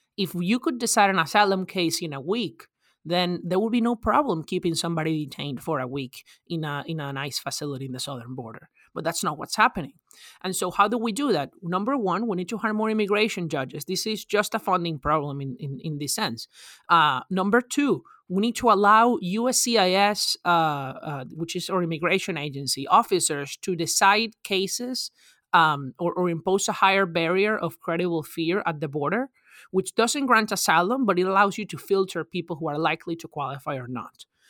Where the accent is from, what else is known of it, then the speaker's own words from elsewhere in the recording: Venezuela; now in United States; I'm originally from Venezuela